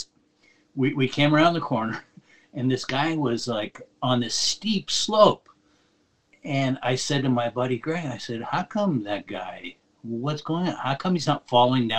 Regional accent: Los Angeles, California, United States; moved away as an adult; now in Switzerland; I grew up in Los Angeles

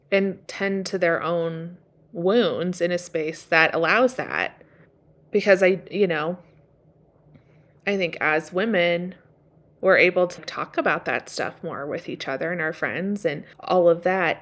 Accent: Washington, United States; growing up in Washington

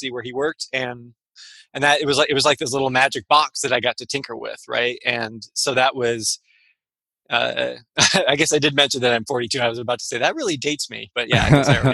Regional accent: Michigan, United States; now in San Francisco, United States; I live in San Francisco, just north of Golden Gate Park. I'm from Michigan originally

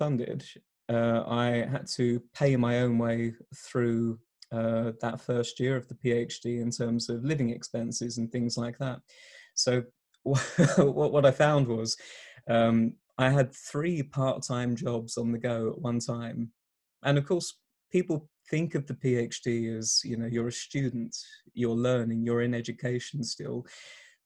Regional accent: Essex, East of England, United Kingdom; moved away as an adult; now in Exeter, United Kingdom; I'm here in Exeter again after a short return home to Essex

